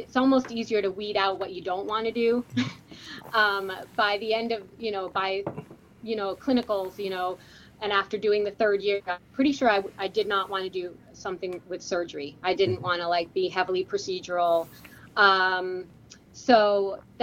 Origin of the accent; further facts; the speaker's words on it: Hamilton, Massachusetts, United States; I grew up in right outside of Boston, Massachusetts, in a suburb called Hamilton